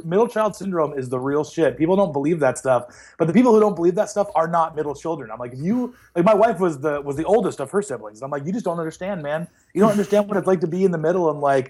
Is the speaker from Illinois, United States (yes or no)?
yes; Rockford, Illinois, United States; moved away as an adult; also born or lived in Quad Cities; now in Cleveland, United States; I was born and raised in Rockford, Illinois, which is about 90 minutes northwest of Chicago.